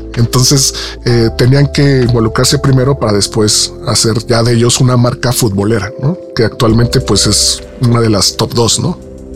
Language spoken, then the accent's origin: Spanish; Mexico; soy mexicano